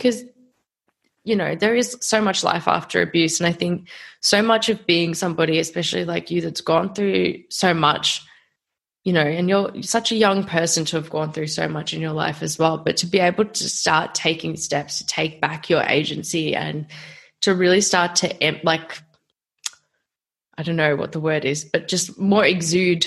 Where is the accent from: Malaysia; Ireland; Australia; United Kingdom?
Australia; as an Australian citizen